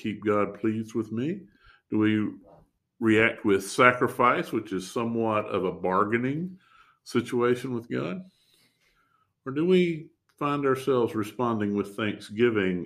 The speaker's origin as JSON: {"language": "English", "region": "the American South", "country": "United States", "said": "as a Southerner"}